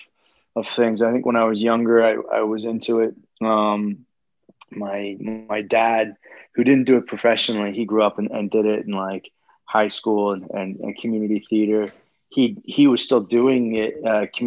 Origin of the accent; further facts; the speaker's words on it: Peterborough, Ontario, Canada; moved away; also born or lived in Los Angeles, United States / Vancouver, Canada; I'm originally from a small town just outside Toronto called Peterborough, Ontario, home of a number of NHL hockey players, big hockey town, Irish Catholic kind of hockey town in Canada